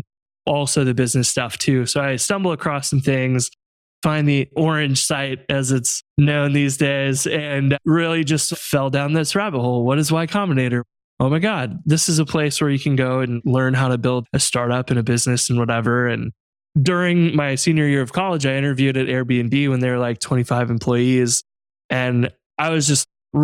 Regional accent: Central Illinois, United States; now in St. Louis, United States; I'm from Central Illinois originally, and now live in St. Louis

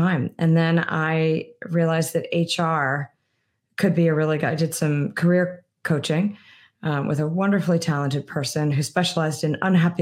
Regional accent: East Coast, United States; moved away as an adult; also born or lived in Washington, D.C.; I'd live my whole life on the East Coast

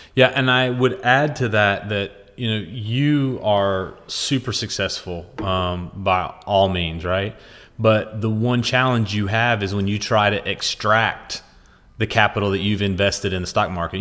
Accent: West Virginia, United States; As a poor kid growing up in West Virginia

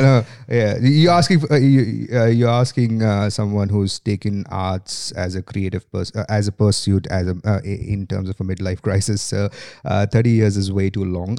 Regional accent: India; accent: Indian; moved away as an adult; now in Sydney, Australia; I am from India originally. That's where I have lived most of my life, uh, apart from the last twelve that has been in Australia

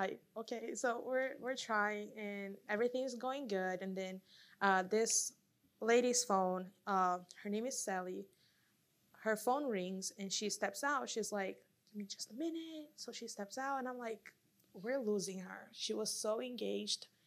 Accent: Brazil; now in United States; I'm from Brazil.

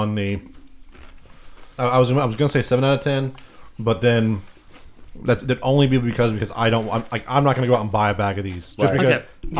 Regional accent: Canada; I'm from Canada.

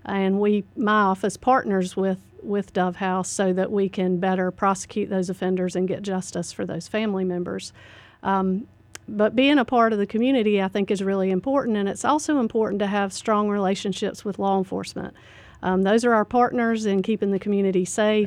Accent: Statesville, North Carolina, United States; I grew up in Statesville. I went to Statesville Senior High

